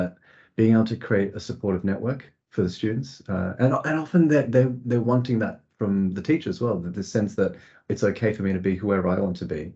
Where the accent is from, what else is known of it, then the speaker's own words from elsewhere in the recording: Australia; now in United Kingdom; I grew up in Australia